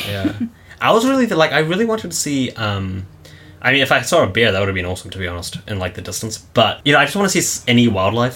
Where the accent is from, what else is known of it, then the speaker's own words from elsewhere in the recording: New Zealand; now in Japan; we're from New Zealand